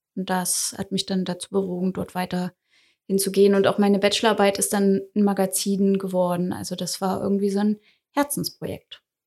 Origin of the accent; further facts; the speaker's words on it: Saxony-Anhalt, Germany; moved away as an adult; also born or lived in Dessau; now in Dresden, Germany; Also ich komme ursprünglich aus Sachsen-Anhalt